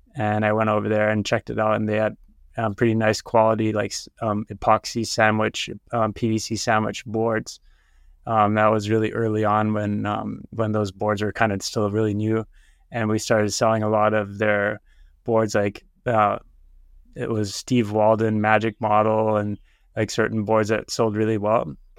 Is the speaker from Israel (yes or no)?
no; Germany; moved away as an adult; also born or lived in San Francisco, United States / Heidelberg, Germany / Berlin, Germany; now in Oahu, United States; I was born in San Francisco, and then when I was three years old, we moved to Germany. My parents are both German, and then we lived in Heidelberg for a while, then Berlin